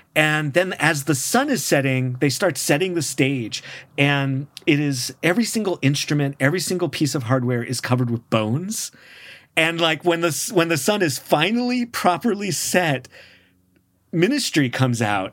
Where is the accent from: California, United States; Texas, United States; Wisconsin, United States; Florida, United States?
California, United States; San Francisco; as a kiddo growing up in San Francisco